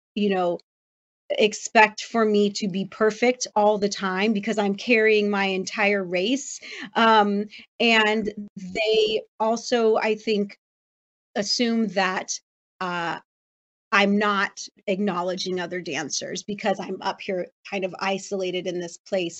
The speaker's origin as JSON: {"language": "English", "town": "Los Angeles", "region": "California", "country": "United States", "tie": "born or raised there", "said": "that's my hometown"}